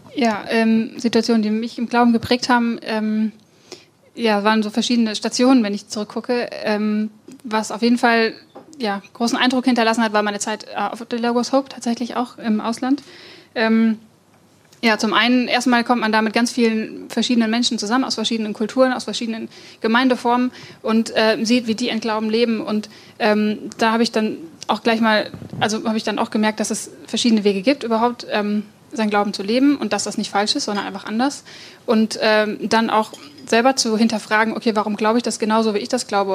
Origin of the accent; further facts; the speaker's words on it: Germany; ich bin ähm, ja, in Oberessigheim aufgewachsen, gar nicht weit von hier